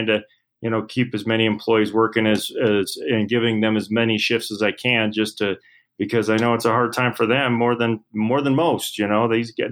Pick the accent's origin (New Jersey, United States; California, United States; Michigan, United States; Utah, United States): Utah, United States; Salt Lake City; born and raised here in Salt Lake City. I grew up in Sugar House